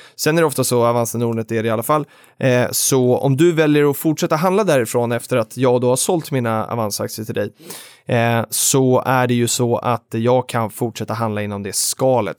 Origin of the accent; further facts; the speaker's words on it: Stockholm, Stockholm County, Sweden; also born or lived in Jönköping; jag var från Stockholm